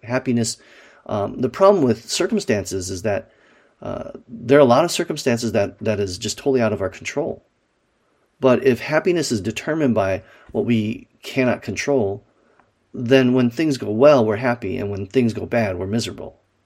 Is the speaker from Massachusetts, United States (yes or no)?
no; Wisconsin, United States; Growing up in Wisconsin